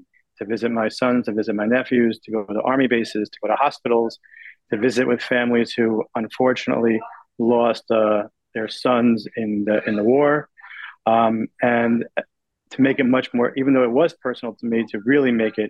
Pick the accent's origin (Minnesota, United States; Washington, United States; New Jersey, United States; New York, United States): New York, United States; Even though I am a New Yorker and I've lived in New York my entire life, 45 years, I turned 45 years old last Friday, and I love America and I love New York.